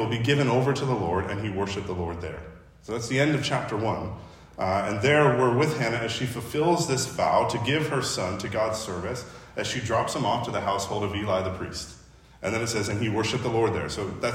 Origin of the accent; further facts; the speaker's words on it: Chicago, Illinois, United States; now in Los Angeles, United States; I'm from Chicago